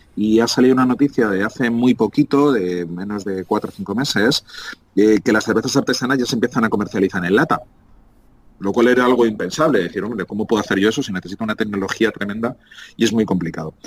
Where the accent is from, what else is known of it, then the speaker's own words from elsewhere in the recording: Madrid, Community of Madrid, Spain; moved away as an adult; Ocho añitos después vuelvo a mi tierra, vuelvo a Madrid